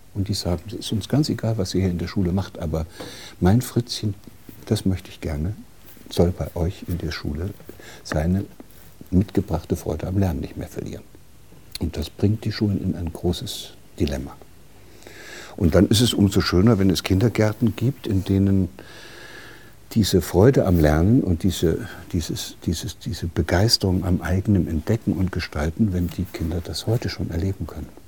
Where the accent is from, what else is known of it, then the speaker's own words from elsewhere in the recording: Gotha, Thuringia, Germany; aus derselben Stadt, wo ich herkomme, auch aus hm. der DDR in Gotha